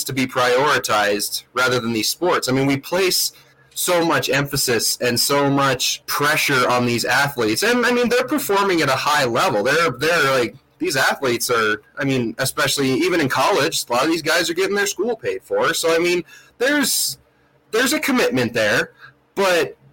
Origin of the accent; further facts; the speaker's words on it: Missoula, Montana, United States; I'm fortunate enough to have gone to college in my hometown